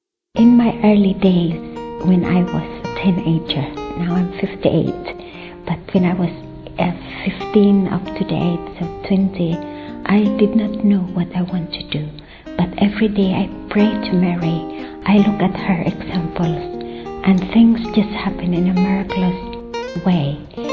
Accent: Philippines; moved away as an adult; I come from the Philippines.

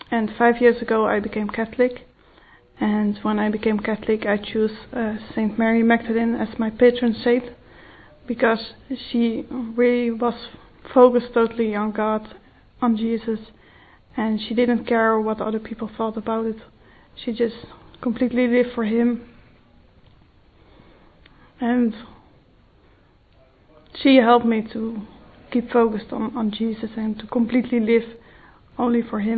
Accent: Netherlands; I'm 23 years old and I'm from the Netherlands. I grew up uh, as a child Protestant. Uh, my family raised me Protestant. And five years ago I became Catholic.

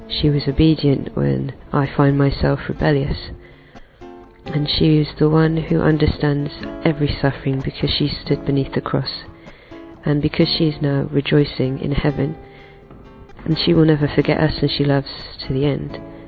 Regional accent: London, United Kingdom; born or raised there

